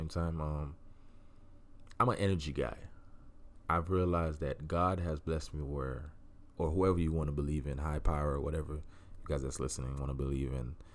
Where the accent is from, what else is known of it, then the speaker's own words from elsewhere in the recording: Miami, Florida, United States; moved away; I grew up in Miami. I'm from Miami